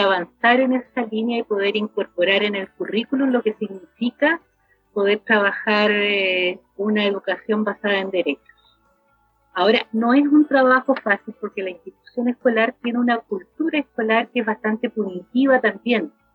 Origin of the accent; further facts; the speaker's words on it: Macul, Santiago Metropolitan Region, Chile; acá en Macul, yo soy de Macul